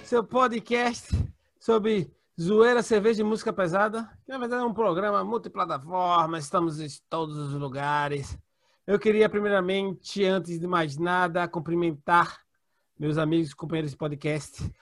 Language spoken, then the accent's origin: Portuguese; Brazil; eu sou brasileiro